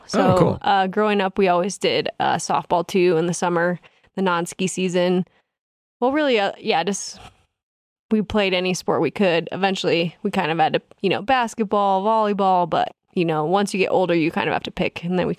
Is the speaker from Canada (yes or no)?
no; Reno, Nevada, United States; You're telling me this was my biggest disappointment because I grew up in Tahoe. So from Reno, there are 10 ski areas within an hour and a half.